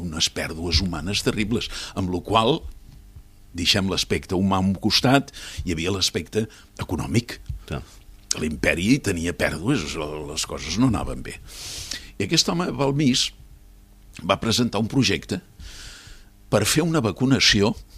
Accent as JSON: {"language": "Catalan", "town": "Cambrils", "region": "Catalonia", "country": "Spain", "moved": "yes", "said": "després d'estar quasi 50 anys fora fora d'Espanya i fora de Catalunya i jubilat tornar, diguéssim, a les arrels, vaig voler deixar un, una marca, una impremta a, eh, al meu poble, a Cambrils."}